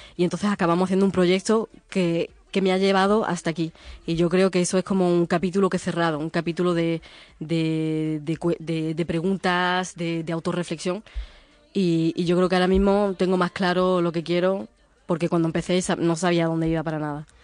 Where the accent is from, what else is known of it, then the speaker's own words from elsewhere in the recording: Fuengirola, Andalusia, Spain; moved away as an adult; also born or lived in Goa, India / Portugal; now in France; yo nací en India, en una ciudad que se llama Goa, que es una antigua colonia portuguesa, y a los tres años me fui a Portugal, pedí la nacionalidad y después me mudé a Fuengirola, que es donde vivía mi tía. Entonces ahí, ahí, me crié